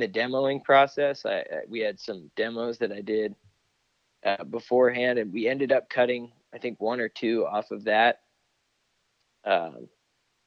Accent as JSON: {"language": "English", "region": "California", "country": "United States", "tie": "born or raised there", "moved": "as an adult", "lives_now": "Austin, United States", "said": "growing up in California has made me who I am"}